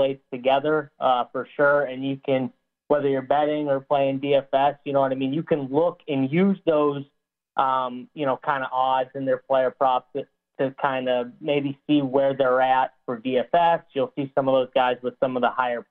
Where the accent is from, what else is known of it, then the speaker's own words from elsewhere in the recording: Massachusetts, United States; I'm from Massachusetts, so we got sports betting live now here.